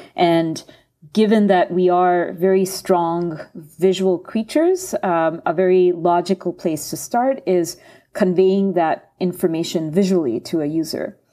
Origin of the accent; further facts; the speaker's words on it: India; moved away; from my home country, um, India